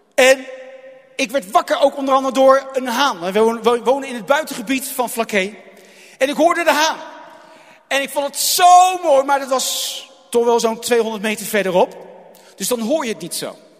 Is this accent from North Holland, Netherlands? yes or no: no; Rotterdam, South Holland, Netherlands; now in Goeree-Overflakkee, Netherlands; toen ik nog in IJsselmonde woonde